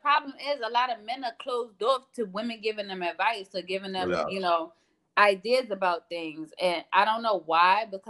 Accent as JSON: {"language": "English", "town": "New York City", "region": "New York", "country": "United States", "tie": "born or raised there", "also_born_or_lived": "Staten Island", "said": "I'm a native New Yorker through and through."}